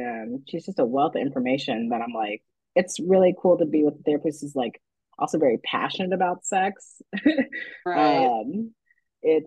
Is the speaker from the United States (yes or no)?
yes; Texas, United States; I grew up in Texas